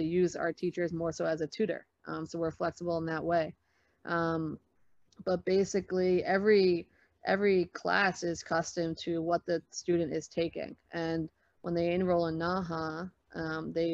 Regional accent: New York City, New York, United States; moved away; also born or lived in Boston, Massachusetts; when I was growing up in the Bronx

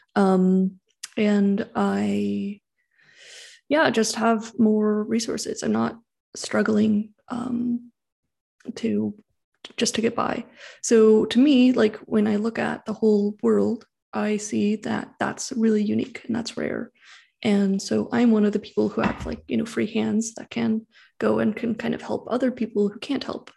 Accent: San Francisco Bay Area, California, United States; I grew up in the San Francisco Bay Area

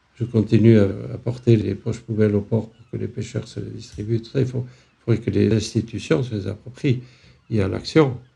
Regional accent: France; je suis né en France, mais euh, réfugié, une famille de réfugiés

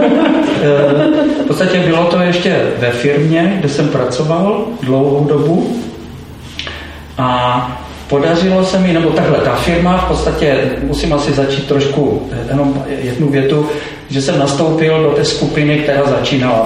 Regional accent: Czechia; jako my Češi

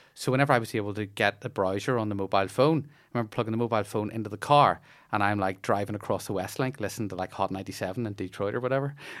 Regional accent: Bangor, Northern Ireland, United Kingdom; I grew up in Bangor

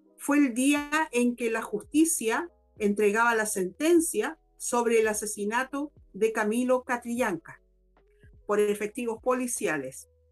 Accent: Chile

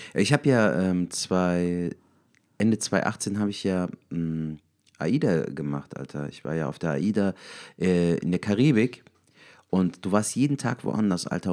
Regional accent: Cologne, North Rhine-Westphalia, Germany; wir sind aus Köln. ich bin sogar eine Kölsche Junge

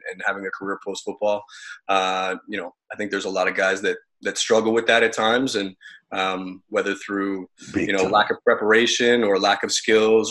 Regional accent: Ottawa, Ontario, Canada; also born or lived in Syracuse, United States; I was born and raised in Ottawa, Ontario, Canada, which is where I live today.

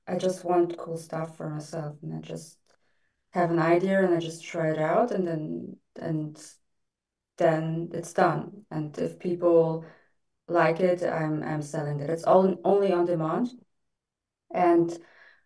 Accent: Germany; moved away as an adult; also born or lived in Russia; now in Dubai, United Arab Emirates; I was just born in Russia, and then my parents decided to move to Germany, and yeah, I grew up in Germany, kind of spent my teens there, studied there

